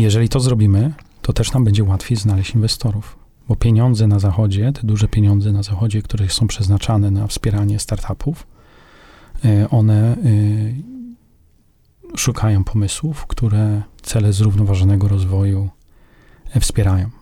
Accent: Poland; Z Polski

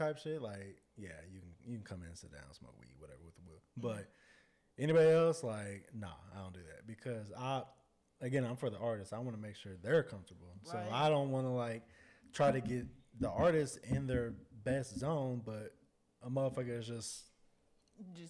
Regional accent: Dallas, Texas, United States; I'm from Dallas.

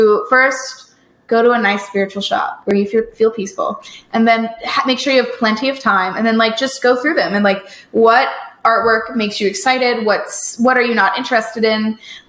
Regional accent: Virginia, United States; I grew up in Virginia

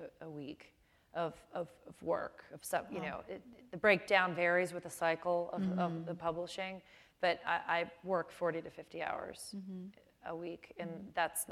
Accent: Chicago, Illinois, United States; I grew up in Chicago. I went to high school in Chicago

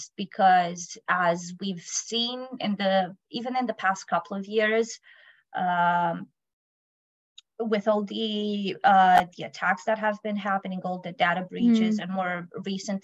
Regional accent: Romania; now in United Kingdom; I come from Romania, but I live in UK

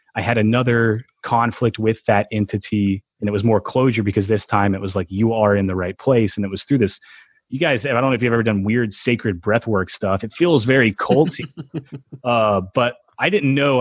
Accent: Tennessee, United States; growing up in Tennessee

